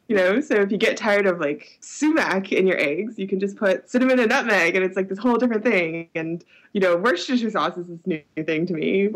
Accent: Berkeley, California, United States; growing up in Berkeley

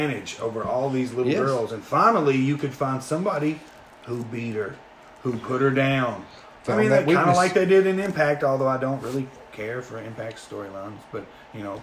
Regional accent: South Central Kentucky, United States; We're from South Central Kentucky.

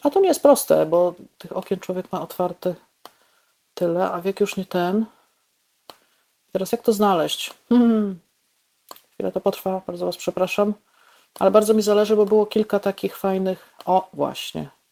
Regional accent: Bolesławiec, Lower Silesian Voivodeship, Poland; also born or lived in Lwówek Śląski / Warsaw; now in Wrocław, Poland; ja się urodziłam w Lwówku Śląskim, mieszkałam y, kilkanaście lat w Bolesławcu, mieszkałam też w Warszawie, y, mieszkam teraz we Wrocławiu

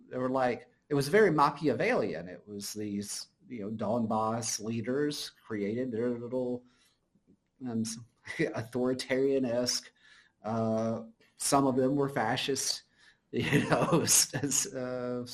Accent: United States; as an American

